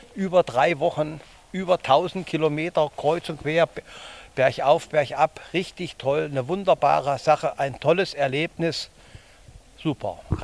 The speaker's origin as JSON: {"language": "German", "town": "Kassel", "region": "Hesse", "country": "Germany", "said": "Wir kommen aus Kassel"}